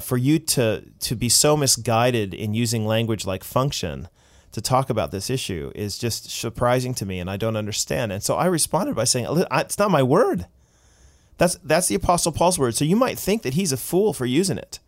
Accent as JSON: {"language": "English", "country": "United States", "moved": "yes", "lives_now": "Canada", "said": "as an American"}